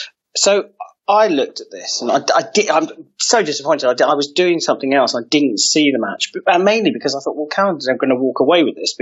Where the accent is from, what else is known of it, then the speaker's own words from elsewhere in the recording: Wales, United Kingdom; And what it meant for us as the Welsh men's foil team was that we often performed way above our individual ability